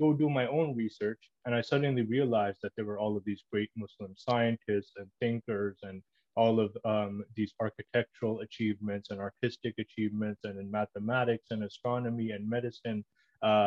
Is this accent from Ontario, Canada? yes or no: yes; Toronto, Ontario, Canada; I grew up in Toronto, Canada.